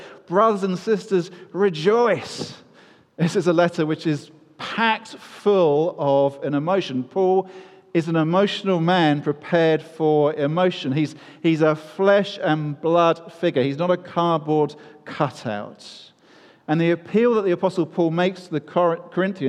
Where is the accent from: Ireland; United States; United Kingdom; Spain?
United Kingdom; we are British